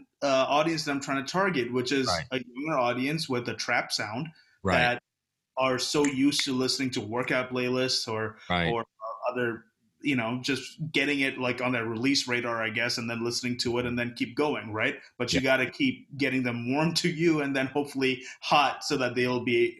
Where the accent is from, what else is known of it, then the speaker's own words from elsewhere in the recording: Kerala, India; Like my background is Indian, well, Malayali, like I'm from South India, from Kerala. I'm Catholic.